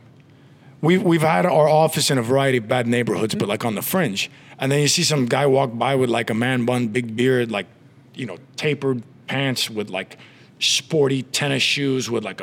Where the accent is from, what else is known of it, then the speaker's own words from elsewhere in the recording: Miami, Florida, United States; living in Miami and growing up in Miami